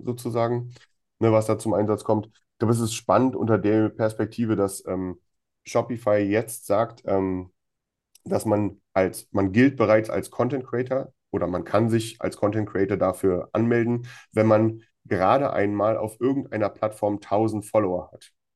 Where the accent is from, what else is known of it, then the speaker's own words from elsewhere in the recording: Germany; bei uns in Deutschland